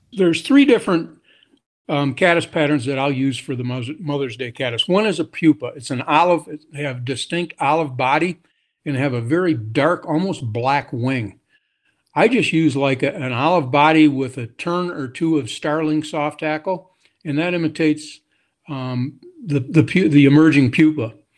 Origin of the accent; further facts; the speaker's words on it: Grand Rapids, Michigan, United States; I grew up in Grand Rapids, Michigan